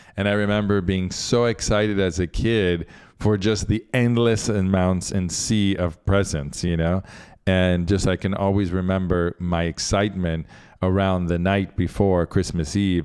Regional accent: Central Florida, United States; also born or lived in Argentina; now in Miami, United States; I grew up in Central Florida at the ashram

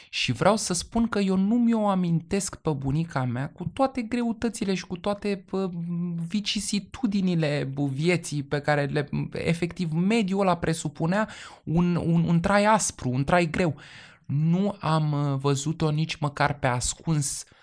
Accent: Transylvania, Romania; Eu da. sunt ardelean și eu

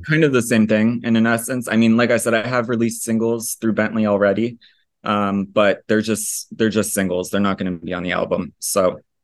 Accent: Florida, United States; moved away as an adult; also born or lived in Italy / Basque Country, Spain; I was born in Florida

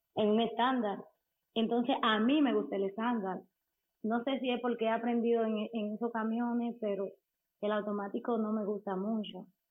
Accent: Dominican Republic; soy dominicana.

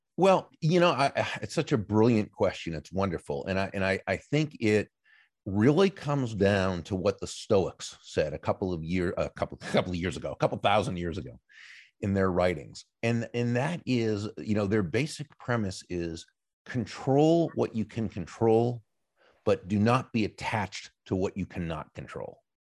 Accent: Massachusetts, United States; moved away as an adult; now in Florida, United States; I grew up in, in Massachusetts in the, uh, in the, uh, U S

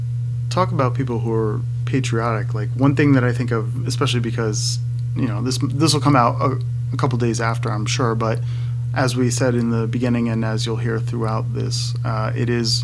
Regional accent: New England, United States; And I'm from New England.

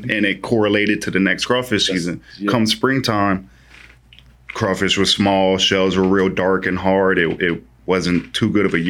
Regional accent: Louisiana, United States; I'm coming from Louisiana where it's 45 degrees and that's freezing to us.

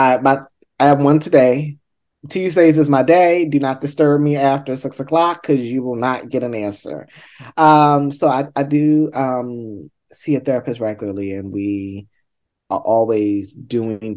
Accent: Baltimore, Maryland, United States; I'm from Baltimore

